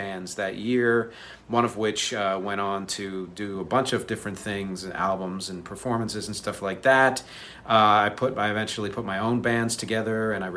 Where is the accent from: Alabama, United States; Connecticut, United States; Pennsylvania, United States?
Pennsylvania, United States; Philadelphia; I was born in Philly